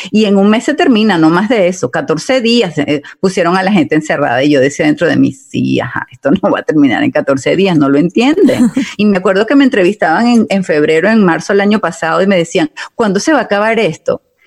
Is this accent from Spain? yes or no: no; Italy; now in United States; como yo soy italiana